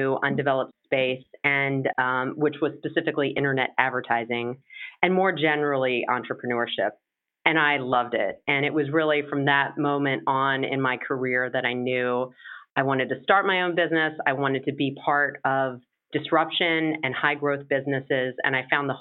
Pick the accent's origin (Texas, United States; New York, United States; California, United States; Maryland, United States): Maryland, United States; moved away; also born or lived in Virginia; I'm originally from Maryland